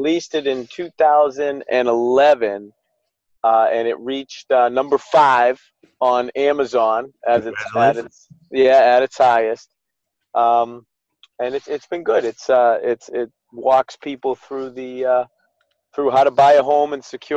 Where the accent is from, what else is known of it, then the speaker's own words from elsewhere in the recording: Newton, Massachusetts, United States; I was born born and raised in Newton, Massachusetts